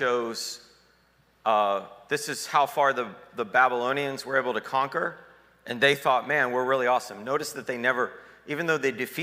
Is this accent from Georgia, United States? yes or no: yes; Atlanta, Georgia, United States; I'm from Atlanta